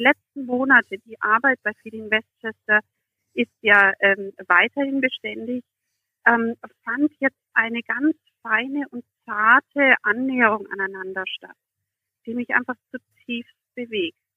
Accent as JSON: {"language": "German", "country": "Germany", "moved": "yes", "said": "nach meinem Herkunftsland und ich erzählte von Deutschland."}